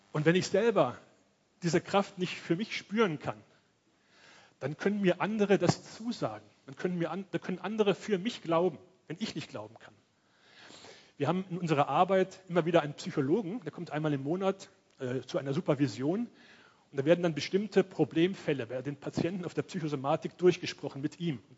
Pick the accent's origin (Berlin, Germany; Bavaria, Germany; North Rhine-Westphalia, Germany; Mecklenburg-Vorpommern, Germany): North Rhine-Westphalia, Germany; Cologne; born there; Ich komme ja aus Köln, bin da geboren.